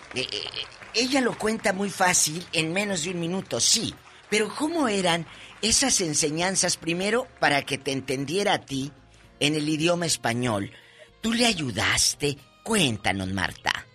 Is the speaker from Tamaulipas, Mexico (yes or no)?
yes; Matamoros, Tamaulipas, Mexico; moved away; mi tierra, Matamoros, Tamaulipas